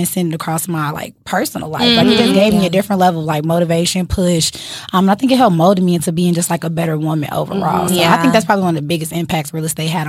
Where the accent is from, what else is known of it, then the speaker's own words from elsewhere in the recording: Chicago, Illinois, United States; I'm from Chicago. It's in me. It's on me. It's the reason I am the way I am.